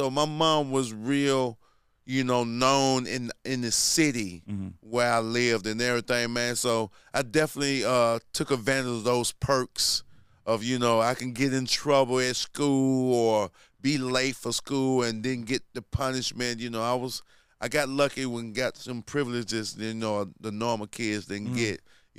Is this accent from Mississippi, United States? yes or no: yes; Jackson, Mississippi, United States; I had a dope childhood growing up in Jackson, Mississippi, man. You know, I come from a large family.